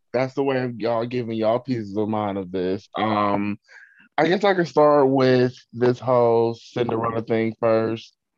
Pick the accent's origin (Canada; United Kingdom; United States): United States; Cleveland, Ohio; me and Laura actually we grew up together in Cleveland